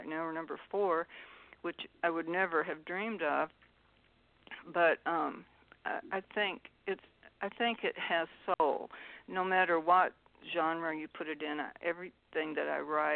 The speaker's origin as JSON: {"language": "English", "area": "outside Memphis", "region": "Tennessee", "country": "United States", "tie": "born or raised there", "said": "growing up outside Memphis with the Tennessee River"}